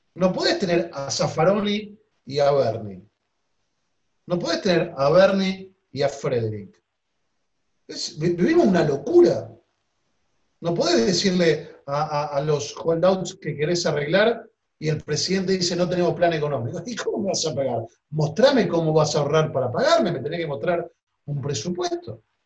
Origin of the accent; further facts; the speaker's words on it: Argentina; yo nací en la Argentina mi padre está enterrado en la Argentina. Mis hijos son argentinos.